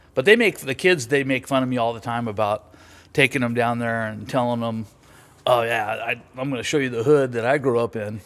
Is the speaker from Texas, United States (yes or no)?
no; Los Angeles, California, United States; moved away as an adult; I grew up in Venice Beach in the sixties and the seventies.